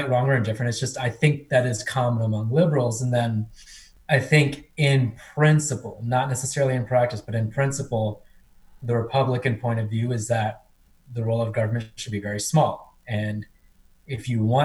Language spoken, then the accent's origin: English; Cincinnati, Ohio, United States; born or raised there; also born or lived in India